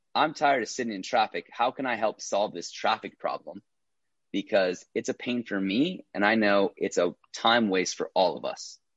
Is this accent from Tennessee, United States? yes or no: no; Minnesota, United States; moved away as an adult; also born or lived in Iowa; now in Los Angeles, United States; born and raised in Minnesota